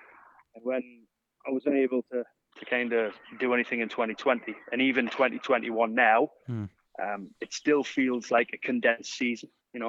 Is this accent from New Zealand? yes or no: no; Newcastle upon Tyne, North East England, United Kingdom; moved away; also born or lived in Huddersfield / Parramatta / Workington; And I'm a Geordie, Dave.